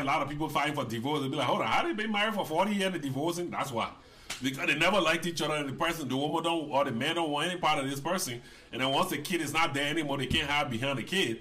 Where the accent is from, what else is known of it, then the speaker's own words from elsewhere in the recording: Liberia; now in United States; I was born in Liberia